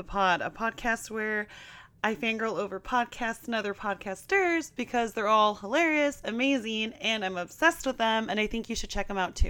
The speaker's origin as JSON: {"language": "English", "town": "Portland", "country": "United States", "moved": "yes", "said": "I'm from Portland"}